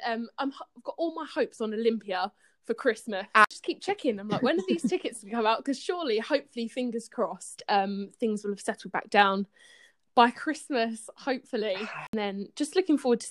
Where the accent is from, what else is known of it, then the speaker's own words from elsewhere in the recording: Brentwood, East of England, United Kingdom; I'm from Essex in the Brentwood area